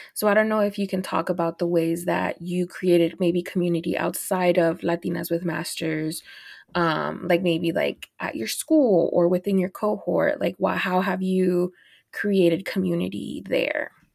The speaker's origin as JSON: {"language": "English", "town": "Dallas", "region": "Texas", "country": "United States", "also_born_or_lived": "Los Angeles", "said": "I'm from Dallas"}